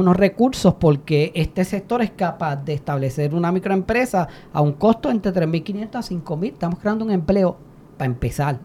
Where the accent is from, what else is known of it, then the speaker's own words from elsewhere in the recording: Puerto Rico; como puertorriqueños y puertorriqueñas